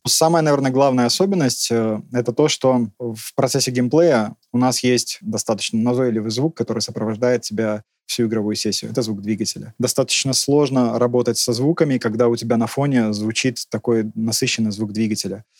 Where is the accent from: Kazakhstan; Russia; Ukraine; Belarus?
Belarus; Maladzyechna, Minsk Region; Я родился в городе Молодечно, недалеко от Минска